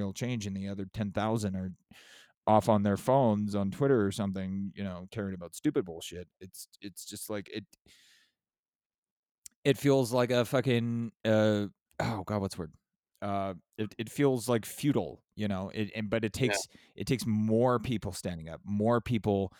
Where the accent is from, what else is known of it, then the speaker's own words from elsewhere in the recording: San Diego, California, United States; I'm from San Diego